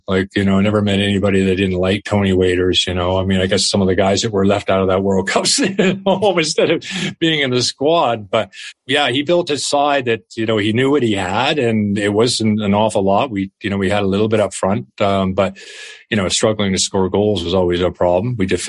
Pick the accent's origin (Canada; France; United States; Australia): Canada; moved away as an adult; Being a Canadian was a big anchor on my back, of course, and I think that's not really changed until recently.